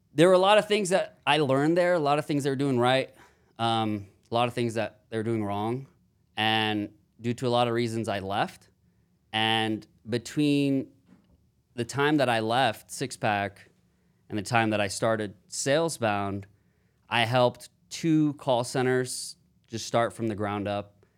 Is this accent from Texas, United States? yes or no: yes; Houston, Texas, United States; now in Austin, United States; I'm from Houston, Texas, born and raised